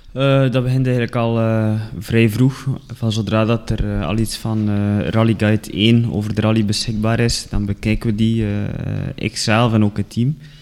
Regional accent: Ledegem, Flanders, Belgium; accent: West Flemish; moved away as an adult; now in Kruishoutem, Belgium; ik ben afkomstig van Ledegem

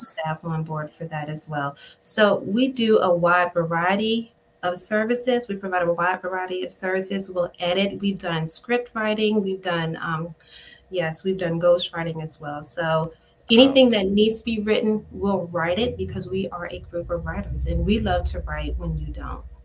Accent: Spotsylvania County, Virginia, United States; I grew up in Spotsylvania County on a on a farm

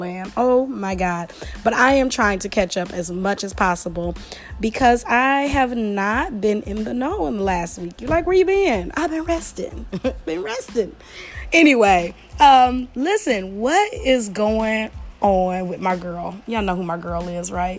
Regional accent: Detroit, Michigan, United States; I am from the Detroit area, I am a Detroit girl, 313 girl

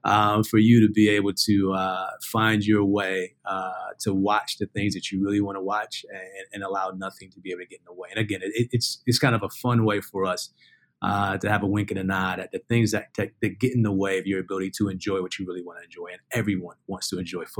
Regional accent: Ohio, United States; I'm from Ohio, I'm a big Ohio

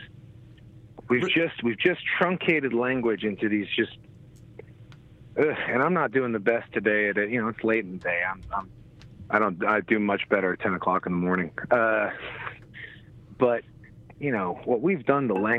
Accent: New Jersey, United States; When I was a kid growing up in Jersey

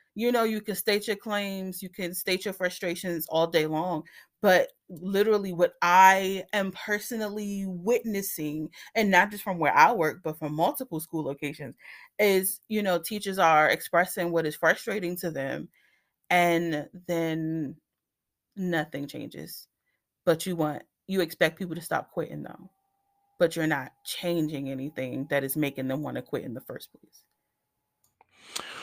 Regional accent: Washington, District of Columbia, United States; I am born and raised in Washington, D C

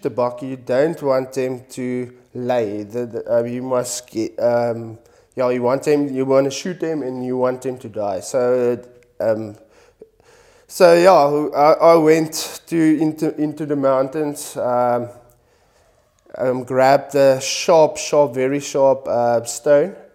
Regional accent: Kimberley, Northern Cape, South Africa; now in Cape Town, South Africa; come from Kimberley, the Northern Cape. I grew up there

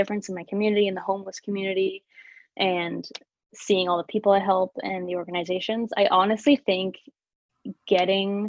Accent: Alliston, Ontario, Canada; we're all from Allison. It's such like a community town

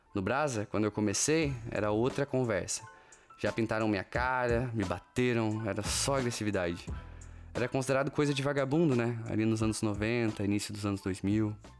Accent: Brazil; moved away as an adult; also born or lived in California; now in Portugal

